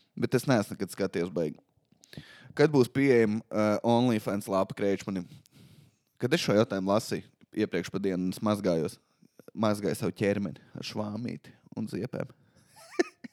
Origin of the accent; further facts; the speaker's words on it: Valmiera, Valmiera Municipality, Latvia; Es nāku no Valmīras